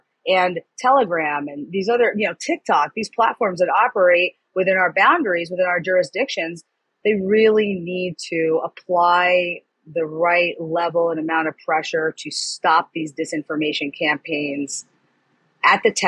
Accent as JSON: {"language": "English", "town": "New York City", "region": "New York", "country": "United States", "tie": "born or raised there", "also_born_or_lived": "Florida", "moved": "yes", "said": "I was born in New York City. I lived in New York. I lived in Florida."}